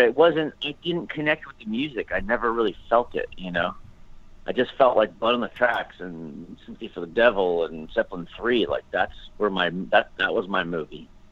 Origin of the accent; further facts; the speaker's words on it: Dover, Pennsylvania, United States; I grew up in Pennsylvania in a small little town called Dover, Pennsylvania